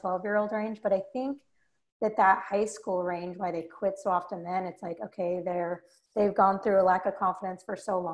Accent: Salt Lake City, Utah, United States; grew up in Salt Lake City, Utah

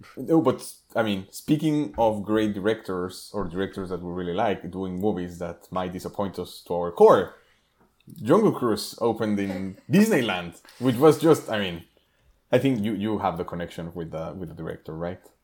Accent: Mexico; moved away; growing up in Mexico

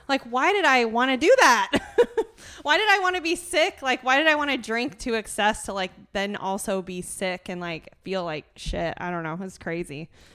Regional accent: Fruitland, Iowa, United States; I grew up in Fruitland. I went to L and M.

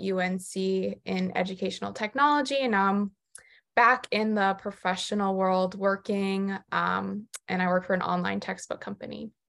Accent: Jupiter, Florida, United States; moved away as an adult; also born or lived in New York City; now in North Carolina, United States; I'm originally from Jupiter, Florida, in South Florida

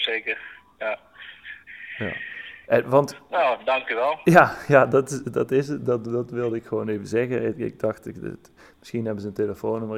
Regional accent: Eindhoven, North Brabant, Netherlands; ik kom zelf uit Eindhoven.

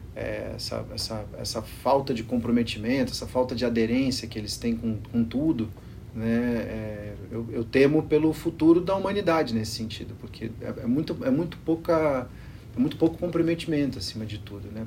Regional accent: Brazil; Eu sou brasileiro

